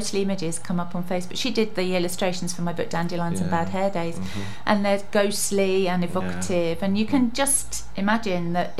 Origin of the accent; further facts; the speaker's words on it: London, United Kingdom; moved away; I'm a Londoner